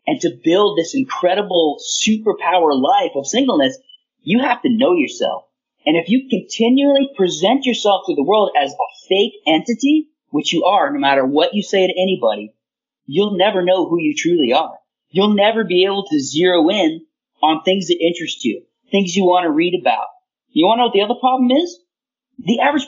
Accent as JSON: {"language": "English", "country": "United States", "said": "I can apply myself as an American for my country"}